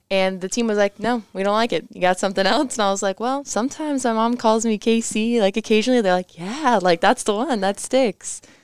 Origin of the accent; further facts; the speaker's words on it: Parkland, Florida, United States; moved away; South Florida. So Parkland, it's near Fort Lauderdale, Miami area